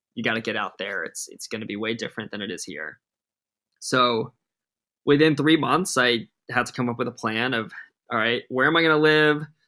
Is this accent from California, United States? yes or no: no; Rhode Island, United States; moved away as an adult; now in Los Angeles, United States; I'm from Rhode Island. We're the smallest state in the country. I was an all-state jazz band drummer